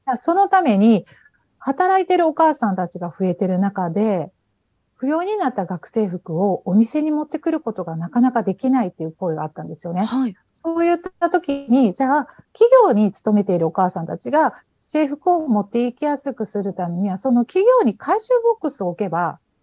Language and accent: Japanese; Takamatsu, Kagawa, Japan; 高松市で私は こ う生まれ育ってで生活をしてたんですけど